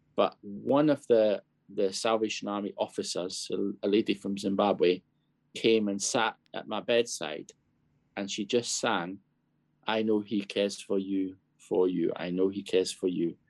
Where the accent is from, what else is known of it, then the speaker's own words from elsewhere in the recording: Scotland, United Kingdom; also born or lived in Bangladesh / Kenya / Zambia; now in London, United Kingdom; I grew up in Scotland